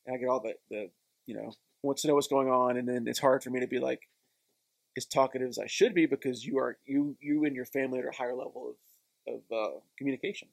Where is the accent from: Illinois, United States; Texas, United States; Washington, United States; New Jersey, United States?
Texas, United States; Texarkana; moved away as an adult; also born or lived in Connecticut; Texarkana is small, but I never had that small town mindset